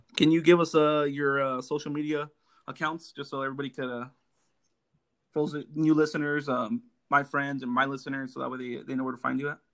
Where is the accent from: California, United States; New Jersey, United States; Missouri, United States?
California, United States; Los Angeles; I grew up in Los Angeles